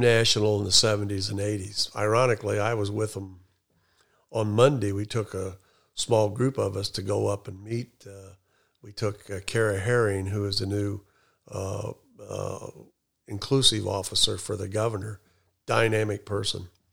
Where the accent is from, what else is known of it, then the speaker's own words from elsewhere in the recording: Elwood, Indiana, United States; also born or lived in Anderson, Indiana; I was born in Anderson, but quickly moved to Elwood